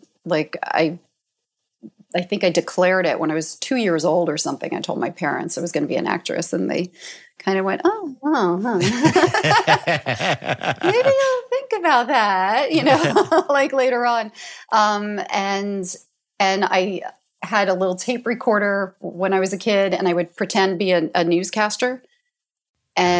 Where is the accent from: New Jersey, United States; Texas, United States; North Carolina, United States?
New Jersey, United States; northern; I grew up right outside of New York City in northern New Jersey